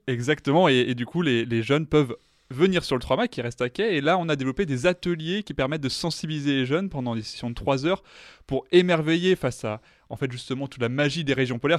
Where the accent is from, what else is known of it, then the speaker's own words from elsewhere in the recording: France; en tant que Français